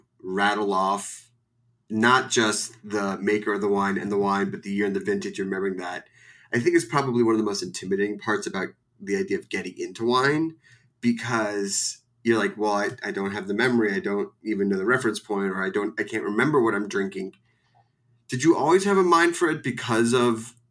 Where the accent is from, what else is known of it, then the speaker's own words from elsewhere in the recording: Philadelphia, Pennsylvania, United States; moved away; I'm from Philly